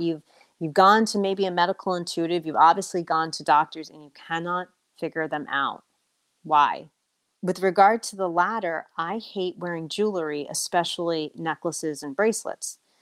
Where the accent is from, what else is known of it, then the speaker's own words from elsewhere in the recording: United States; also born or lived in Colombia; being an American